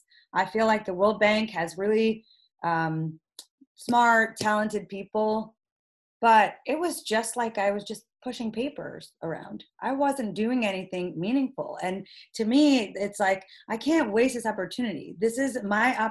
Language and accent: English; upstate New York, United States; I'm Pakistani-American. I was born and raised in upstate New York